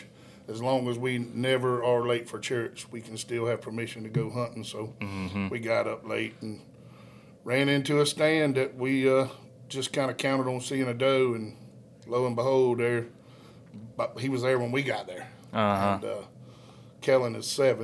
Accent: Savannah, Georgia, United States; moved away as an adult; also born or lived in Hazlehurst; now in Uvalde, United States; born and raised in Savannah, Georgia.

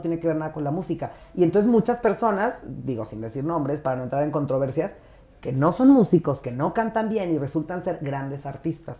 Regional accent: Jiménez, Chihuahua, Mexico; also born or lived in Torreón, Coahuila; yo nací en Torreón, pero crecí en Jiménez

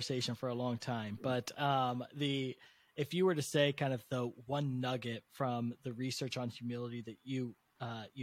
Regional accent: United States; I was born in America, the most prosperous nation in the world

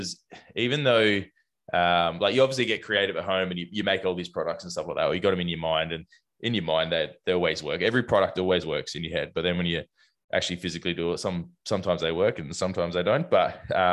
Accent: South Australia, Australia; Being South Australian

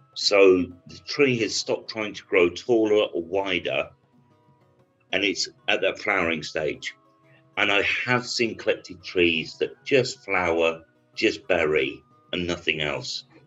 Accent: United Kingdom; I'm British

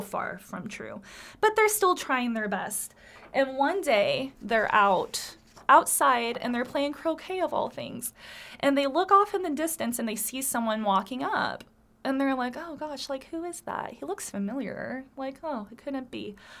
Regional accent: United States; I am an American. I have been here all my life, born and raised

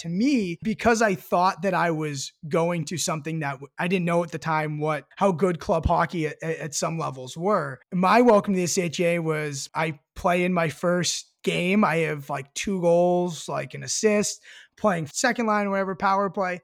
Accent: Marblehead, Massachusetts, United States; also born or lived in Colorado; I'm from Marblehead, and I moved here when I was, like, three years old or so

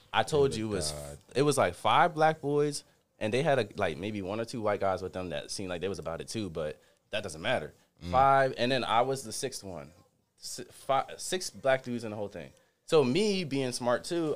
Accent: Baltimore, Maryland, United States; I'm not from here. I'm from Baltimore.

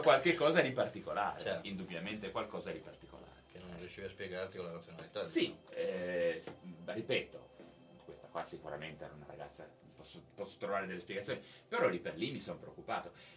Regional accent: Genoa, Liguria, Italy; moved away as an adult; now in Cuneo, Italy; io sono di Genova

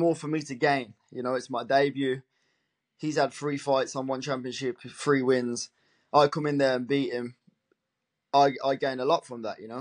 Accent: Birmingham, West Midlands, United Kingdom; I'm fully British, really, as you can hear

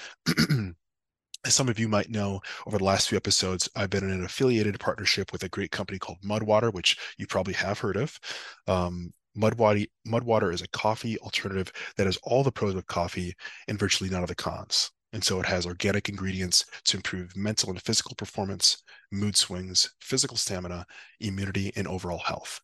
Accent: Wisconsin, United States; also born or lived in Austin, Texas; now in Chicago, United States; I'm originally from Wisconsin

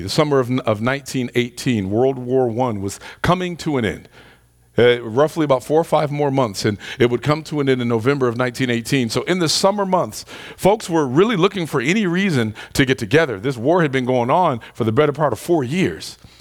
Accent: Detroit, Michigan, United States; Growing up in Detroit

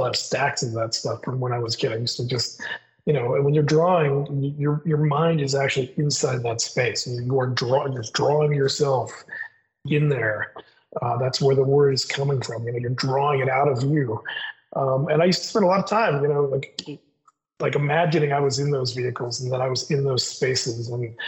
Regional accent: Midwest, United States; But I grew up in the Midwest.

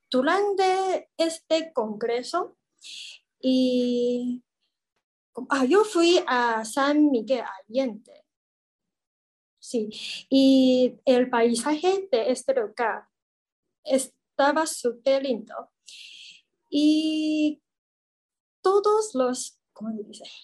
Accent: Taiwan; Spanish is a second language; soy de Taiwán. Ahora tengo 29 años y hace 8 años yo fui a México

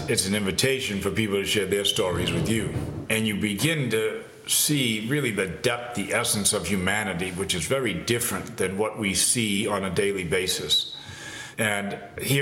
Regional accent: Massachusetts, United States; growing up in Massachusetts

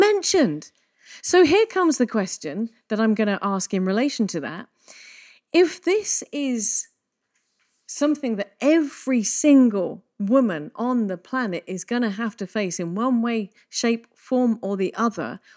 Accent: England, United Kingdom; we're both English

